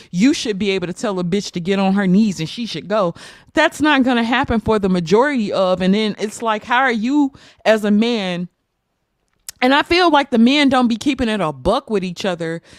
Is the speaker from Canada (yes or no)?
no; United States; I am an American black woman